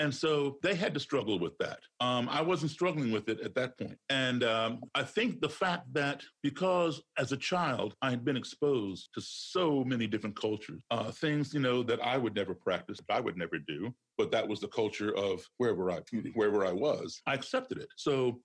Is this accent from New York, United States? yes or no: no; Chicago, Illinois, United States; now in Maryland, United States; I'm not from Maryland. I'm from Chicago originally, but I'm going to start here in Maryland where I live